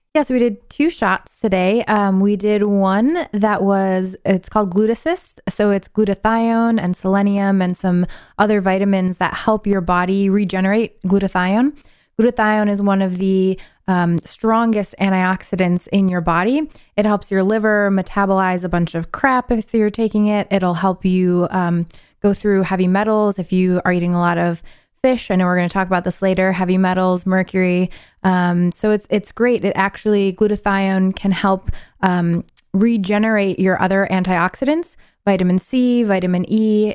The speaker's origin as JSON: {"language": "English", "town": "Syracuse", "region": "New York", "country": "United States", "moved": "yes", "said": "I'm originally from New York, upstate New York, Syracuse"}